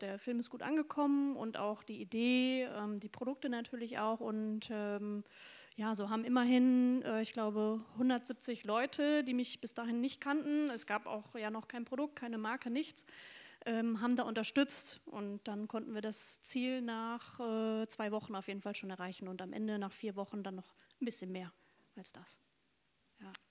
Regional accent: North Rhine-Westphalia, Germany; moved away as an adult; now in Bremen, Germany; Ostwestfälin, sehr konservativ aufgewachsen.

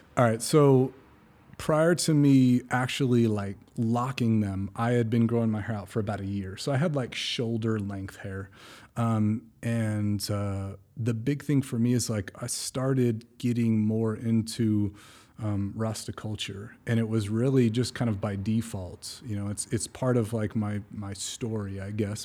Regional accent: California, United States; moved away; I'm originally from California, so I'm living on the Central Coast

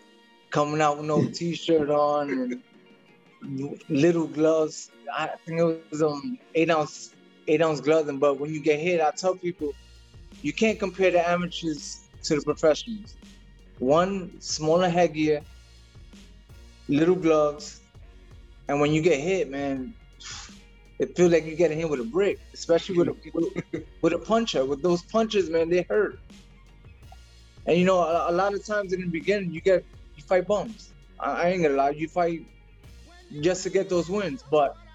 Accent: New York City, New York, United States; moved away as an adult; now in Florida, United States; I was born in Brooklyn, raised in Brooklyn. Now I lived in Florida. I live in Florida now, but I'm a Brooklyn boy.

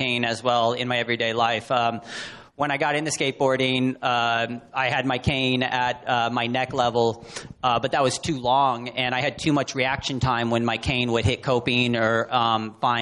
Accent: Las Vegas, Nevada, United States; I'm from Las Vegas

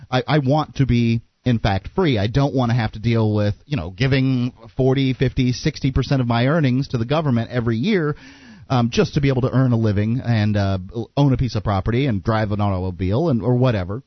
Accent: Sarasota, Florida, United States; now in Keene, United States; I was born in the city of, uh, near the city of yeah, in the city of Sarasota

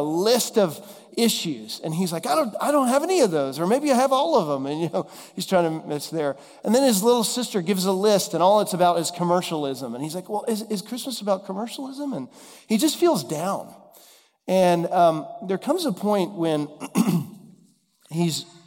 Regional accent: Dallas, Texas, United States; now in Nashville, United States; we grew up together in Dallas

